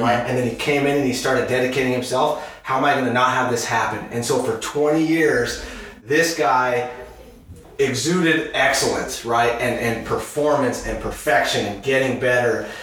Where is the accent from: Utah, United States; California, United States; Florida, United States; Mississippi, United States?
Utah, United States; I grew up in Utah.